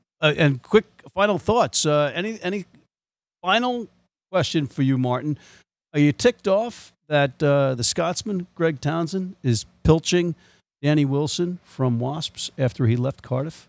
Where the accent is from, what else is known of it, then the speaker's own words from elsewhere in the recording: Ireland; As objective as an Irishman can be about England